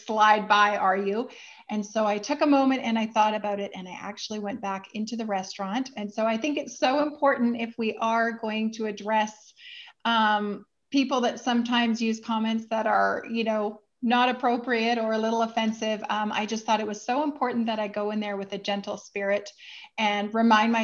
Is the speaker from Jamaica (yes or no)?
no; Vancouver, British Columbia, Canada; my hometown is Vancouver, Canada